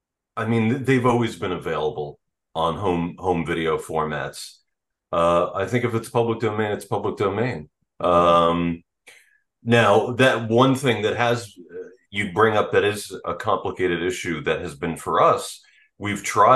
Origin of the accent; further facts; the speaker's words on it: Amityville, New York, United States; moved away as an adult; now in Pennsylvania, United States; I'm from the town next to that. I'm actually from the Amityville Horror, New York. And people would, when I lived in Amityville